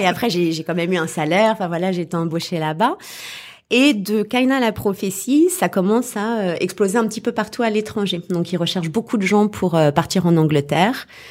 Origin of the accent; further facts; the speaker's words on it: Paris, Île-de-France, France; je suis parisienne à la base